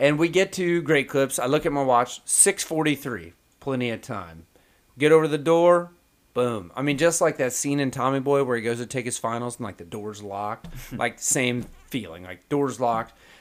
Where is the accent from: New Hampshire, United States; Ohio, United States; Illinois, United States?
Illinois, United States; West Central; moved away